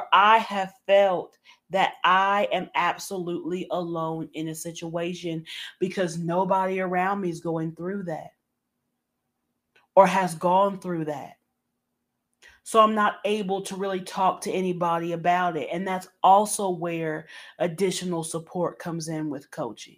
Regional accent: Southern, United States; accent: Southern; my Southern accent

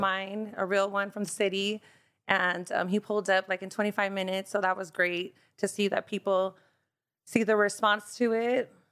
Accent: Bellflower, California, United States; also born or lived in Boston, Massachusetts / South Gate, California / Lynwood, California; we moved to Bellflower, so I'm a Bellflower native

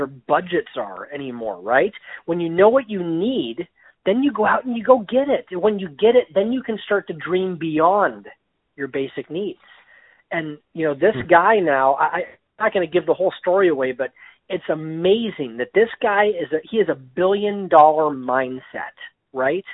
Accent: Erie, Pennsylvania, United States; my hometown of Erie, Pennsylvania

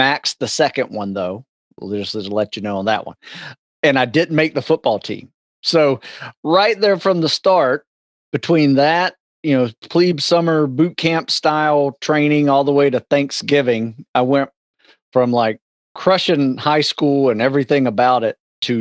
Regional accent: Live Oak, Florida, United States; moved away; I grew up in a small town in North Florida called Live Oak, Florida, Suwanee County

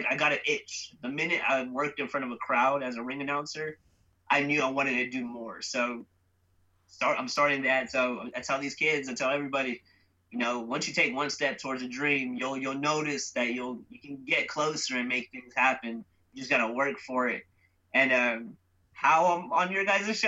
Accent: San Jose, California, United States; born and raised in San Jose, California. I'm Indian, from India, not Native American.

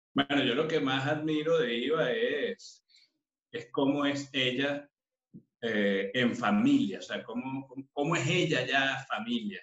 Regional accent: Caracas, Capital District, Venezuela; moved away as an adult; now in Madrid, Spain; yo nací en Caracas, específicamente en La Urbina, en una familia de, muchas mujeres

